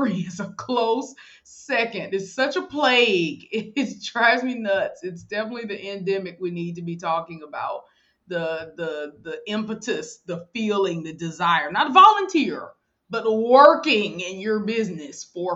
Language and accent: English; Mobile, Alabama, United States; born or raised there